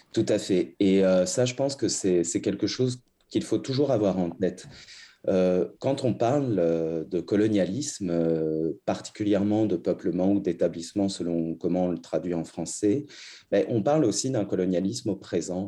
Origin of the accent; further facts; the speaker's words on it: Canada; en tant que Canadiens, Canadiennes